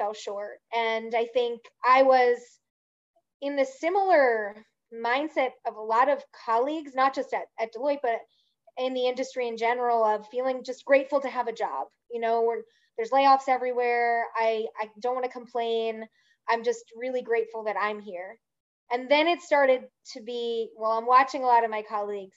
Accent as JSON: {"language": "English", "area": "outside of Philadelphia", "region": "Pennsylvania", "country": "United States", "tie": "born or raised there", "also_born_or_lived": "Virginia", "moved": "yes", "said": "I grew up outside of Philadelphia"}